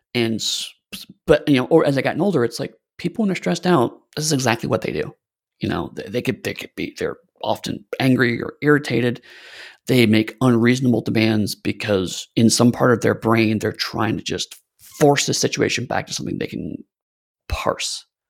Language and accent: English; United States; as American